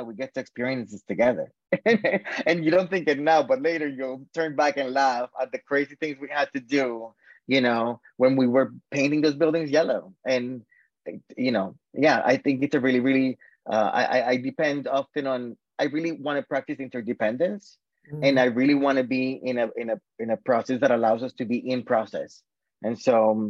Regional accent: South Florida, United States; moved away as an adult; also born or lived in Boston, Massachusetts, United States / Colombia / Washington, D.C., United States; I grew up in South Florida until I was 18

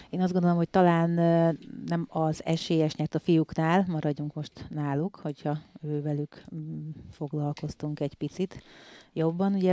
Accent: Salgótarján, Nógrád, Hungary; hát én Salgótarjánból úgy származom, hogy ott volt ugye az első, második egyesületem, a Pásztó az első, de hogy nagyon sokáig voltam Tarjáni versenyző

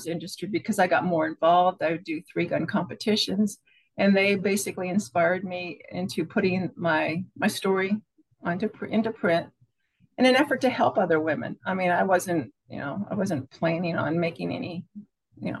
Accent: Pennsylvania, United States; now in Florida, United States; I was born in Pennsylvania. I'm a farm girl, quiet

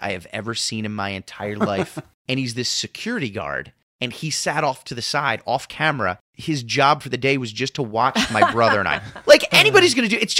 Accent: Philadelphia, Pennsylvania, United States; we're idiots from Philly

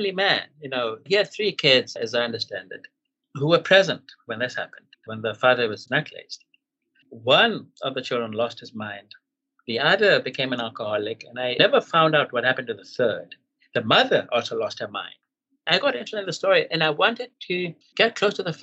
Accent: Katlehong, Gauteng, South Africa; Katlo, my hometown

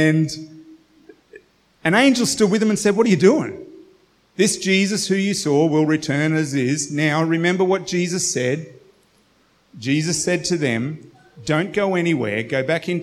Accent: Australia; as an Australian Western culture

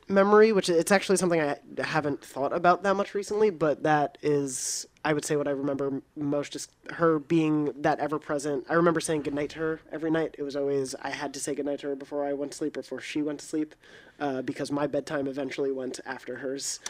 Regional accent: New York, United States; moved away as an adult; also born or lived in Long Island; I was actually born at the N Y U Medical Center, and I went to N Y U

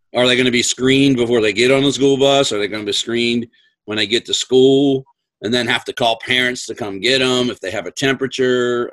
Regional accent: Western Maryland, United States; moved away; grew up in Western Maryland

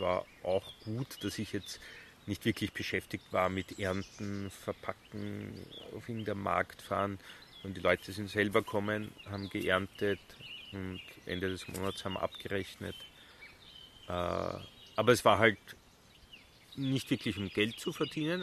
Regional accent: Bad Vöslau, Lower Austria, Austria; also born or lived in Semmering / Vienna / Switzerland; now in Südburgenland, Austria; Bad Fürslau, mhm. Bezirk Baden

